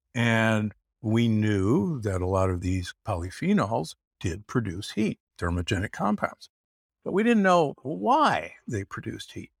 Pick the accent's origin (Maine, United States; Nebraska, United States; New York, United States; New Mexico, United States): Nebraska, United States; Omaha; I grew up in Omaha, Nebraska